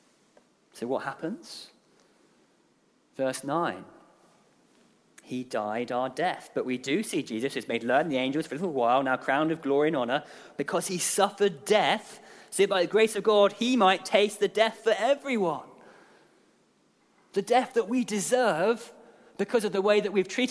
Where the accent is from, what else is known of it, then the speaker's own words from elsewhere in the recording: Guernsey; moved away; I'm from Guernsey